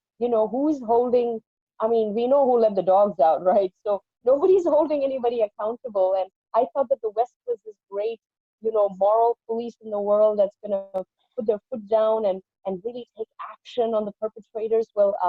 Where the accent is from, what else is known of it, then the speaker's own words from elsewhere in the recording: India; I'm not just an American citizen looking at this from that point of view. I'm Indian.